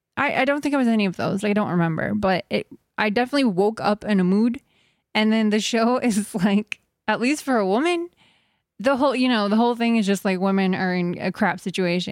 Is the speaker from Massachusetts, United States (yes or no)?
no; Texas, United States; now in California, United States; growing up in Texas